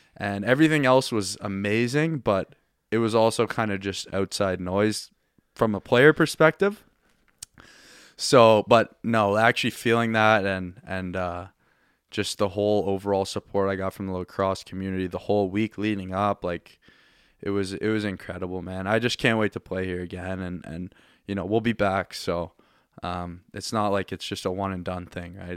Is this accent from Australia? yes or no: no; Halifax, Nova Scotia, Canada; moved away as an adult; now in Ontario, Canada; I'm from Halifax and grew up here